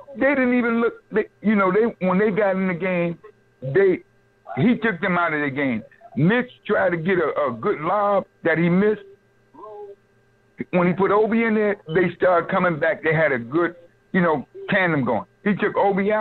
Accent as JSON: {"language": "English", "town": "New York City", "region": "New York", "country": "United States", "moved": "yes", "lives_now": "South Carolina, United States", "said": "I'm from Brooklyn. I'm an old head, but I live in South Carolina."}